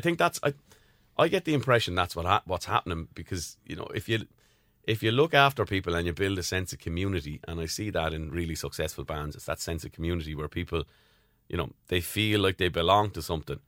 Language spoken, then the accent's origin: English; Tramore, Munster, Ireland; I'm from Tremor, County Waterford